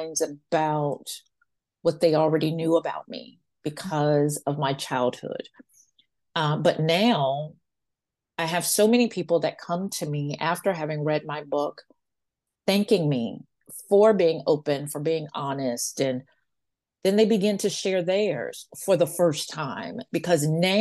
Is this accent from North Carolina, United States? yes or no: no; Washington, District of Columbia, United States; I'm a fourth generation Washingtonian